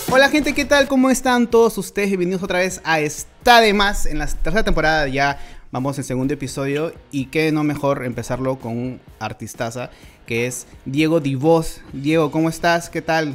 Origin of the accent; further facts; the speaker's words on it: Lima, Peru; yo soy de Los Olivos